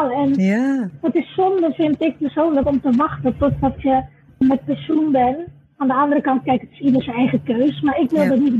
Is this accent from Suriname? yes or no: yes; Suriname; born there; En nu ben ik nog jong genoeg om nog mijn krachten te geven aan mijn geboorteland, om te helpen aan de wederopbouw en bij te dragen aan de economie en zo. Zo is het eigenlijk eh, gekomen. Ik ben altijd een mens van doelen stellen. Dus had ik gezegd van op 16 juni 2016 verhuis ik naar Suriname.